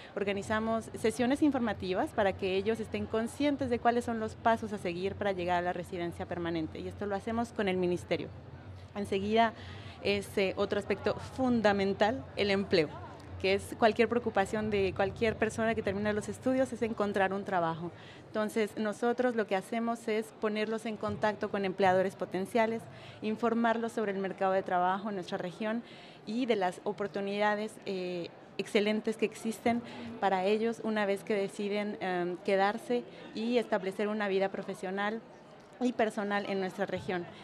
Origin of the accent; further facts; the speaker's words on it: Mexico; now in Quebec, Canada; Yo nací en México